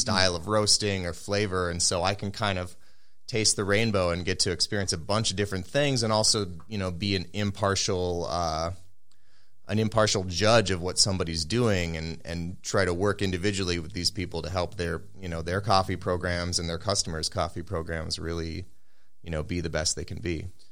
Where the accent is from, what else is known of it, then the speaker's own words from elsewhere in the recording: Minneapolis, Minnesota, United States; I grew up around here in the Twin Cities